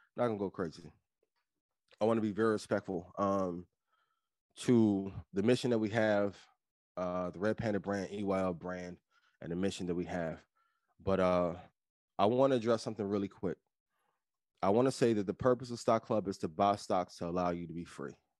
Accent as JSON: {"language": "English", "town": "East Chicago", "region": "Indiana", "country": "United States", "moved": "yes", "said": "I'm from East Chicago, Indiana, my, some of my family still in, in East Chicago, Indiana to this day."}